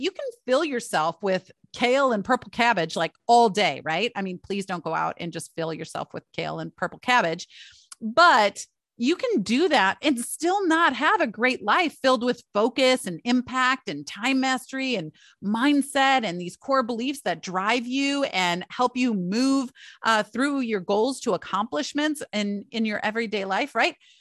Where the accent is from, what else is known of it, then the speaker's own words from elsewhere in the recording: Michigan, United States; I grew up in Michigan